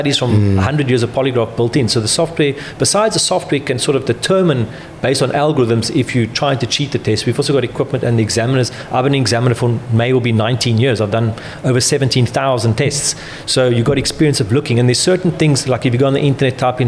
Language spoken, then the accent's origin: English; South Africa; now in United Kingdom; So I'm from South Africa